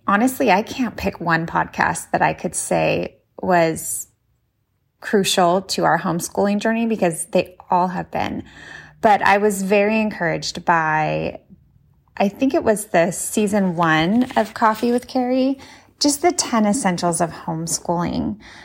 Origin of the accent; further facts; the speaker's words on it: Pomona, California, United States; I'm from Pomona, California